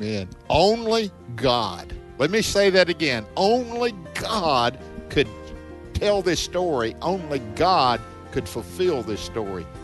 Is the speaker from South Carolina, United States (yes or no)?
no; Mississippi, United States; Mississippi, my home state